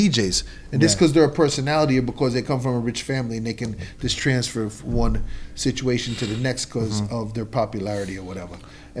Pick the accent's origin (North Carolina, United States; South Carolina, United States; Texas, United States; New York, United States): New York, United States; as a New Yorker